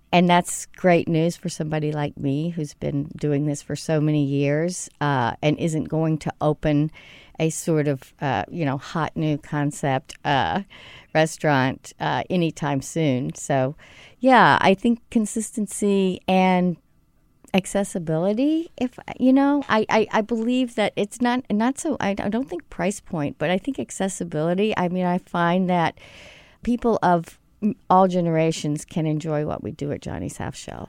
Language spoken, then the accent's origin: English; Mississippi, United States; at the time that I grew up in Mississippi, there really weren't restaurants